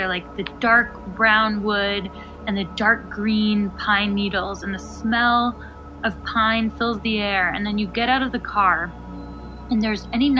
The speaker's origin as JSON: {"language": "English", "area": "Bay Area", "region": "Northern California", "country": "United States", "tie": "born or raised there", "said": "I grew up actually in Northern California in the Bay Area. By birth, I'm dual citizen Greek American."}